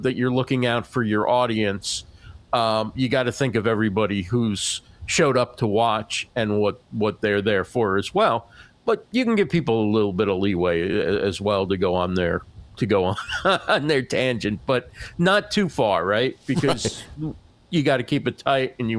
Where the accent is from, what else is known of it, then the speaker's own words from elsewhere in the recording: New Jersey, United States; I'm from New Jersey